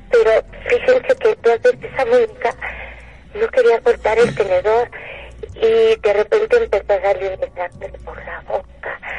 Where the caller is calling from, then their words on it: Coyoacán, Mexico City, Mexico; aquí, cerca de, de un museo en Coyoacán, pero no les quiero decir dónde estoy